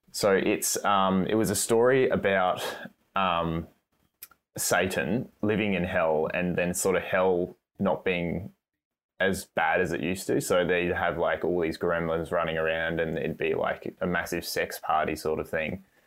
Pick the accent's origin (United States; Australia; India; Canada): Australia; I'm doing a really shitty Aussie accent, even though I'm an Australian